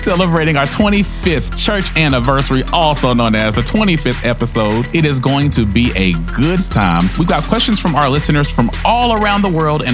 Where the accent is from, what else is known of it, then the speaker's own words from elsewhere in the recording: Nashville, Tennessee, United States; I was born and raised in Nashville, Tennessee, under the pastorate of H. Bruce Maxwell at the Lake Providence Missionary Baptist Church